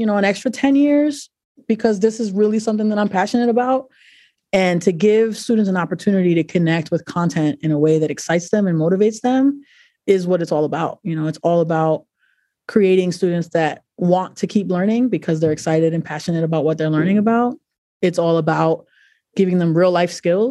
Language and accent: English; New York City, New York, United States; now in Providence, United States; I'm originally from New York City, and I am an advisor